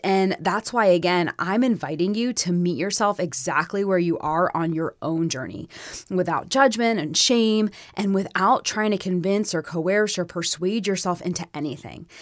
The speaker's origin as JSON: {"language": "English", "region": "Florida", "country": "United States", "tie": "born or raised there", "moved": "as an adult", "lives_now": "Tennessee, United States", "said": "growing up in Florida, there were always other Jewish kids around."}